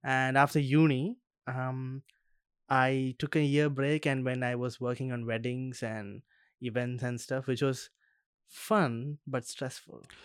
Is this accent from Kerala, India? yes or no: yes; Kerala, India; now in Australia; I'm from Kerala